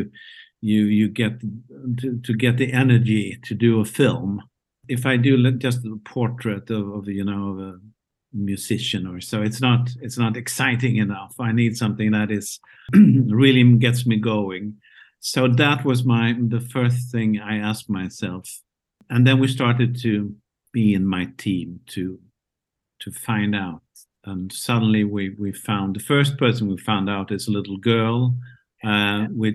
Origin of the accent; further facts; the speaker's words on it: Malmö, Skåne, Sweden; my hometown, Malmö, Sweden